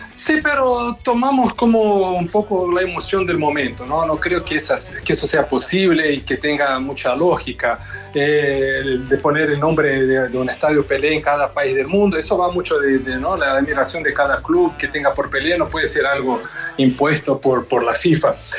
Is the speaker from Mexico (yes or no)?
no; Brazil; a mí como brasileño